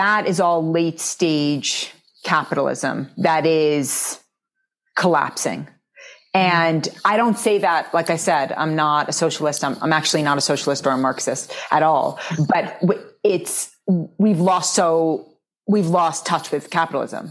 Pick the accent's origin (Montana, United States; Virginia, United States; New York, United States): New York, United States; New York City; I grew up in New York City